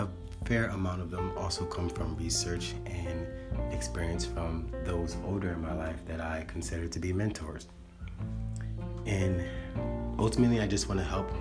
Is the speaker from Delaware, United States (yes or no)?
no; Philadelphia, Pennsylvania, United States; moved away as an adult; also born or lived in Miami / Atlanta / New Orleans / Los Angeles; I was born in Philadelphia, Pennsylvania, in the foster care system, and at the age of 18, I was discharged and officially on my own